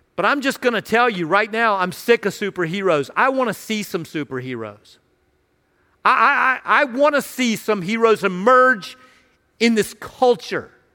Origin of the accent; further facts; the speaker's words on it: Radford, Virginia, United States; I grew up in Radford, uh, in Southwest Virginia, near Virginia Tech and Radford University